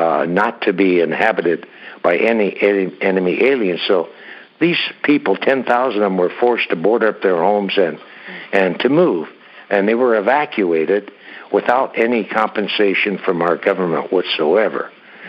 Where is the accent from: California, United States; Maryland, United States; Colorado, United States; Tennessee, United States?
California, United States; San Jose; also born or lived in Utah; I grew up in San Jose, went to grammar school here and junior high school and high school